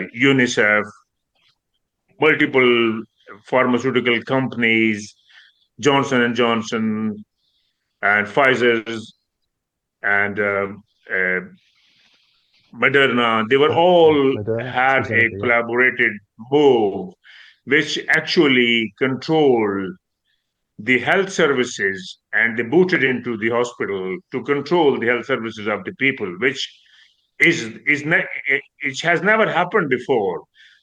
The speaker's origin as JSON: {"language": "English", "country": "United Kingdom", "said": "Being a British, and my children were born here, I'm local, but still I'm considered I'm not from within the community."}